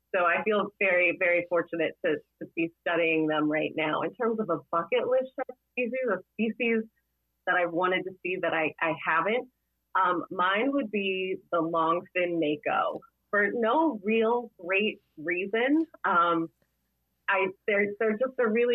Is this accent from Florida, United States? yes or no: yes; Florida, United States; now in Massachusetts, United States; I grew up in Florida